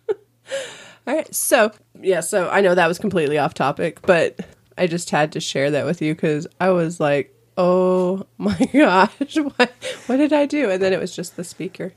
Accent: California, United States; I grew up in California

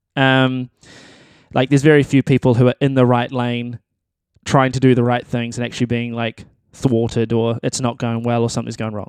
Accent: New Zealand; I'm a musician and I am from New Zealand

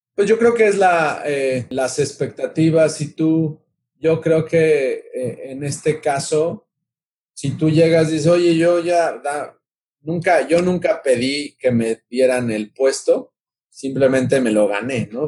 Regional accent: Mexico City, Mexico; soy originario de la Ciudad de México

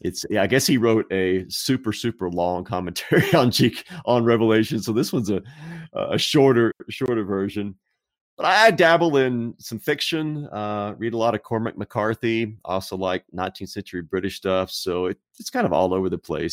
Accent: Texas, United States; I was raised in Texas, still live in Texas

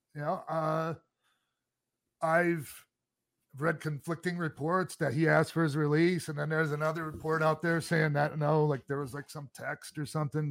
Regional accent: Florida, United States; I grew up down in Florida

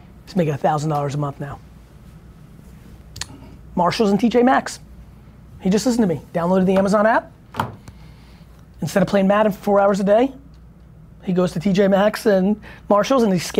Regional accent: Russia; now in United States; I came from Russia too.

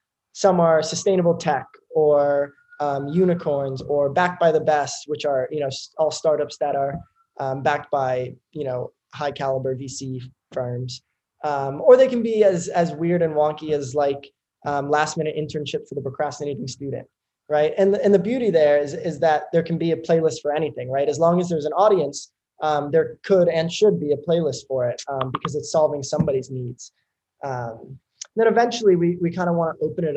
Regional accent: United States; also born or lived in Hoboken, New Jersey / Manhattan, New York / Stanford, California; I grew up in New York City, in Hoboken, New Jersey for most of my life, but I was always in school in New York and then eventually moved into Manhattan, Lower Manhattan, early in high school.

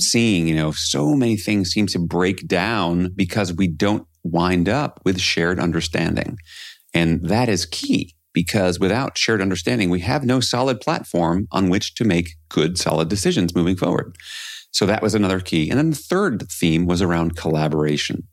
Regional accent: New York City, New York, United States; I grew up in New York City

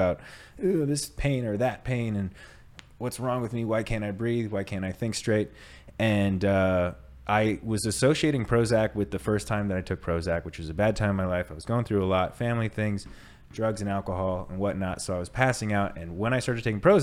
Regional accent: United States; I'm American

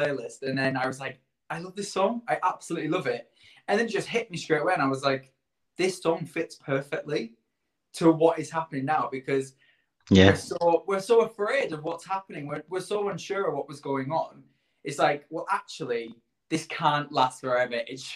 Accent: Barrow-in-Furness, North West England, United Kingdom; also born or lived in Leeds; now in London, United Kingdom; I am originally from Barrow in Furness, so just a little bit further down from you guys.

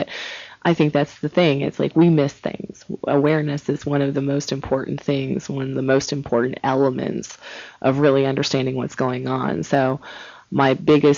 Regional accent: Cincinnati, Ohio, United States; moved away; I'm from Ohio, from Cincinnati originally

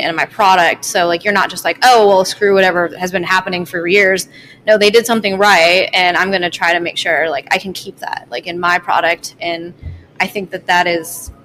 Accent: Michigan, United States; moved away; also born or lived in Colorado; I'm from Michigan and I lived in Colorado.

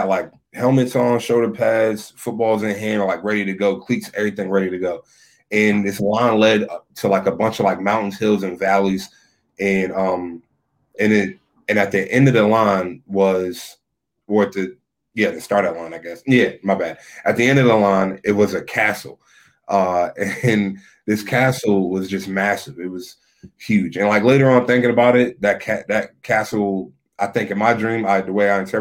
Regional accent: Lexington Park, Maryland, United States; I'm from Southern Maryland, St. Mary's County, born and raised in Lexington Park, Maryland.

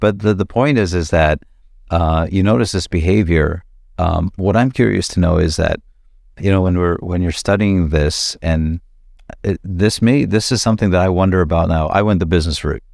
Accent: Toronto, Ontario, Canada; I grew up here in Flemington Park

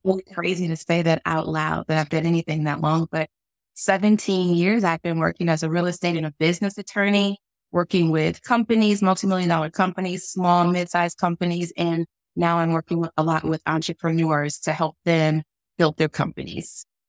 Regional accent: St. Louis, Missouri, United States; now in Washington, D.C., United States; I am a little girl from Saint Louis, Missouri

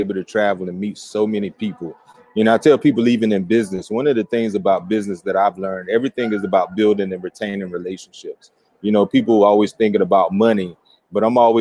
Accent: Stantonsburg, North Carolina, United States; I'm from Wilson, North Carolina. So actually outside of Wilson, Stantonsburg, in a little country town.

